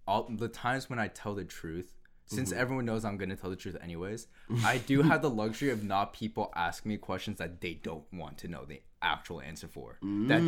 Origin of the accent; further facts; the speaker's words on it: United States; I am from America. I was born here.